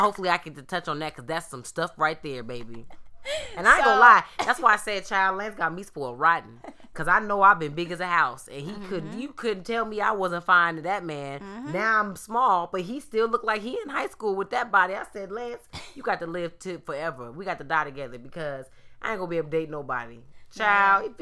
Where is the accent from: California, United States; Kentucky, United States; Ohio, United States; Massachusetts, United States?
California, United States; Long Beach; moved away; I grew up in Long Beach.